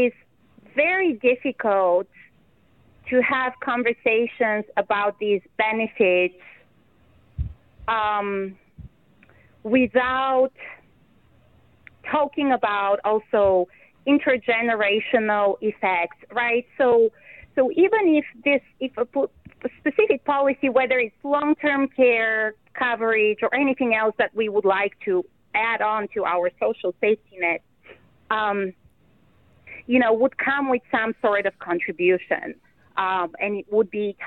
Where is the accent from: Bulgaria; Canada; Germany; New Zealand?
Bulgaria; now in Iowa, United States; the country where I'm from originally, Bulgaria